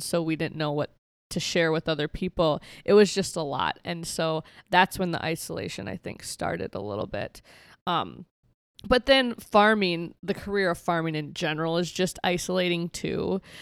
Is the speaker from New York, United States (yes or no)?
no; Benton, Minnesota, United States; moved away as an adult; also born or lived in Escuintla, Guatemala; now in South Dakota, United States; I grew up on a farm just outside of, like, Benton, Minnesota